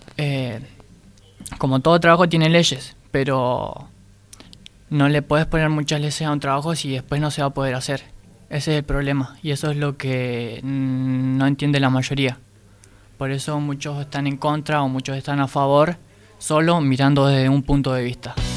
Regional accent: Argentina; Yo como argentino

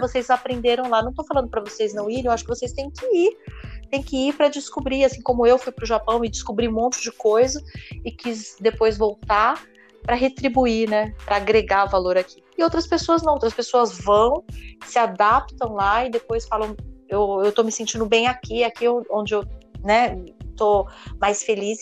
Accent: Brazil; Eu nasci no Brasil

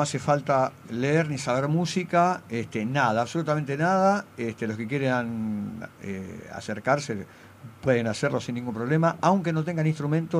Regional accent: Buenos Aires, Argentina; yo soy de Paternal

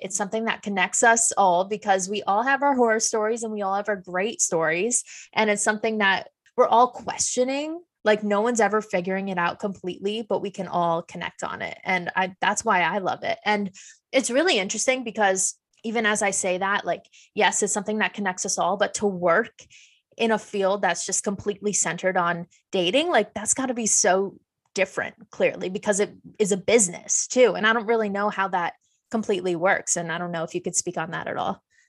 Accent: Fishkill, New York, United States; I'm from fish scale.

